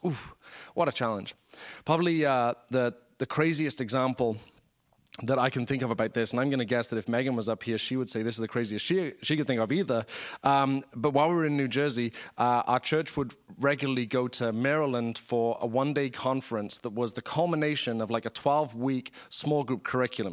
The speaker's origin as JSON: {"language": "English", "country": "United Kingdom", "said": "I'm British"}